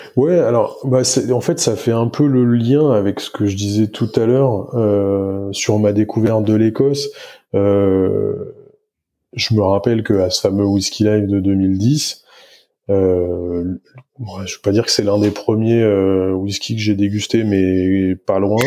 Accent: Niort, Nouvelle-Aquitaine, France; moved away; also born or lived in Nantes / Brittany; J'ai grandi du côté de, de Niort

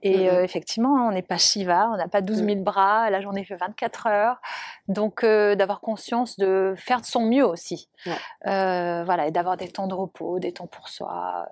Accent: Monaco; je suis originaire de Monaco

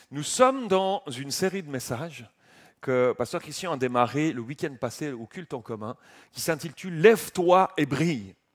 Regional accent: Switzerland; Je ne connais pas Paris, je ne suis, pas, pas français, je suis suisse.

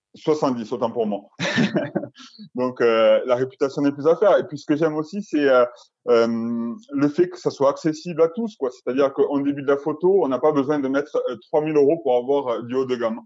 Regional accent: Albi, Occitania, France; je viens de Toulouse, euh, d'Albi plus précisément, peut côté Toulouse.

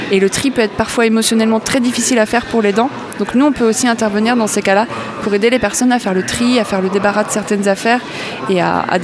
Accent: Auray, Brittany, France; on est originaire de Auray, dans le Morbihan.

